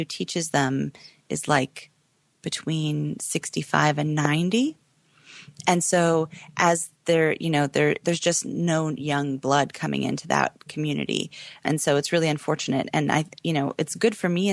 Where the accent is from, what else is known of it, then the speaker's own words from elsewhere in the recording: Oregon, United States; moved away; growing up in Oregon.